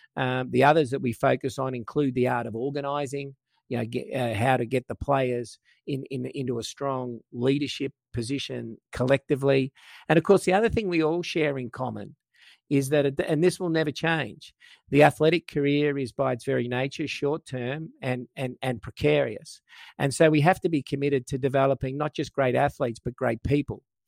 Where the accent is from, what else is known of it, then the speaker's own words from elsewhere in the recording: Australia; I was from Australia